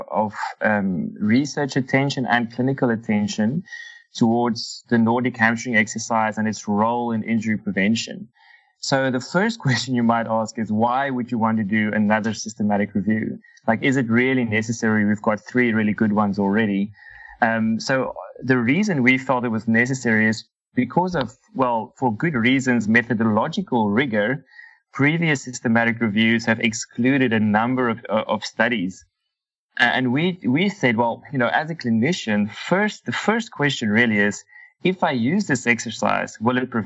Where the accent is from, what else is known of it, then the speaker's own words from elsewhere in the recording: Cape Town, Western Cape, South Africa; moved away as an adult; also born or lived in Namibia; now in Doha, Qatar; So I'm originally from South Africa, from Cape Town, and did my undergrad there